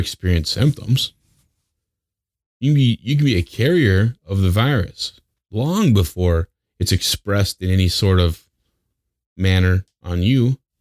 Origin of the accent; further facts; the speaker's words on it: Wyoming, United States; now in Las Vegas, United States; I grew up in Wyoming